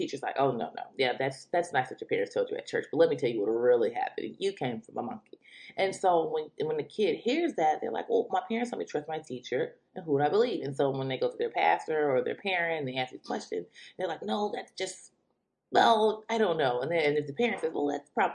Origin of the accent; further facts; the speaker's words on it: Detroit, Michigan, United States; I am from the Metro Detroit area.